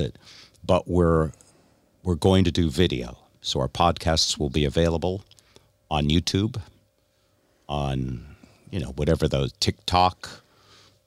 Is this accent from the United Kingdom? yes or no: no; Connecticut, United States; I was raised in Connecticut